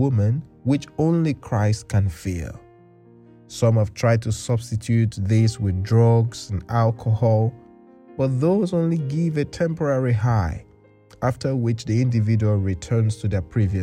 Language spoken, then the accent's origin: English; Nigeria; now in England, United Kingdom; I come from Nigeria, where we've got a communal culture, and since my family moved to England